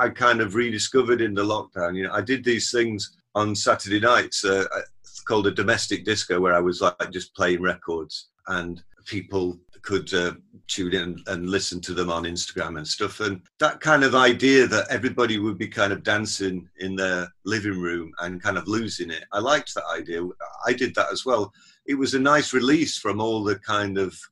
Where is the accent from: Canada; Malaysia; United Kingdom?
United Kingdom; Sheffield, Yorkshire and the Humber; my hometown of Sheffield